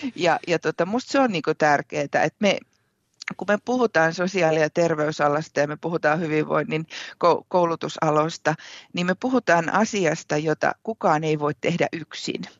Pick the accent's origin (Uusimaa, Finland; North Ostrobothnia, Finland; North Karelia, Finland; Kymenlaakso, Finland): Kymenlaakso, Finland; Kouvola; moved away as an adult; now in Savonlinna, Finland; olen siis Kouvolasta, Kouvolasta kotoisin, ihan ihan alun perin olen lähtenyt Anjalan koskelta